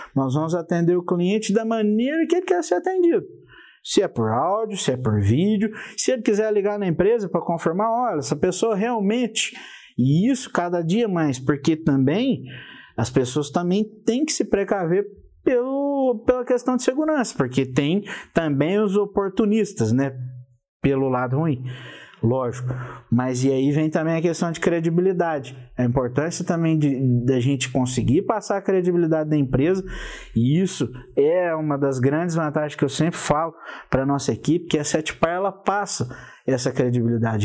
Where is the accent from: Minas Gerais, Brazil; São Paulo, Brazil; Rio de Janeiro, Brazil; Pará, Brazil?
Minas Gerais, Brazil; Passos; moved away as an adult; now in São José do Rio Preto, Brazil; lá na minha cidade, sou de Passos, Minas Gerais, e por isso aí o apelido de mineiro